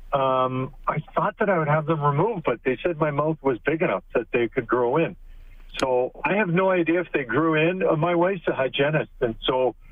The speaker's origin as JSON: {"language": "English", "town": "Edmonton", "region": "Alberta", "country": "Canada", "tie": "born or raised there", "said": "I'm born and raised in Edmonton"}